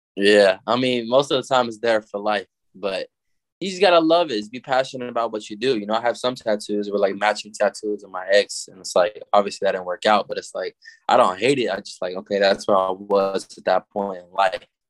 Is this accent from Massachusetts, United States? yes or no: no; Little Rock, Arkansas, United States; also born or lived in Denton, Texas; I was born in Denton, Texas, and I was raised in Little Rock, Arkansas